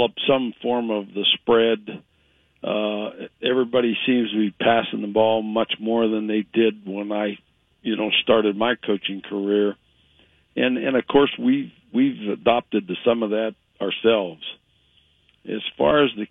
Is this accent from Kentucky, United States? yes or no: no; Ohio, United States; moved away; I grew up in Ohio